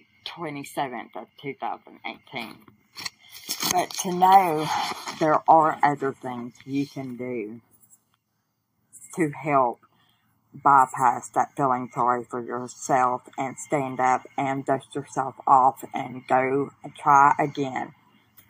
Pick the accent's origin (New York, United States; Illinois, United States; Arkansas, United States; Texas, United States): Arkansas, United States; Southwest; I'm from Southwest Arkansas in the United States of America.